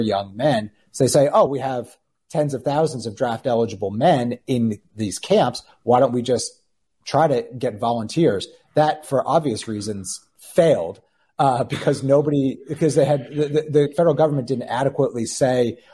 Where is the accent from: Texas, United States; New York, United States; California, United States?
New York, United States; I grew up in New York, so I grew up on the East Coast